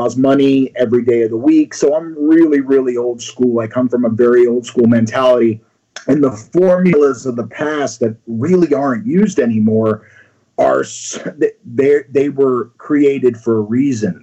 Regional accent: Florida, United States; moved away as an adult; also born or lived in New York; now in California, United States; I moved to Florida like most New Yorkers

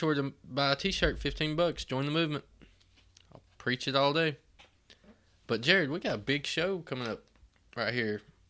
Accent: Southeast Tennessee, United States; we're from Southeast Tennessee.

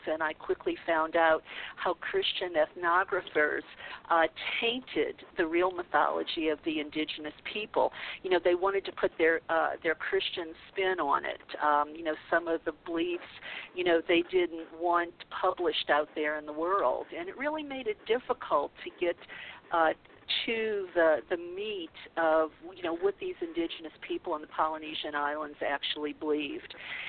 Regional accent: the Bible Belt, United States; now in California, United States; I grew up in the Bible Belt

